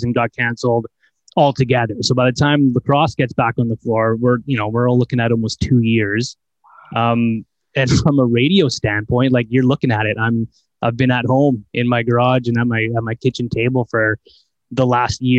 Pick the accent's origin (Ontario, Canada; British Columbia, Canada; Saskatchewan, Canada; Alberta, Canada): British Columbia, Canada; Delta; born or raised there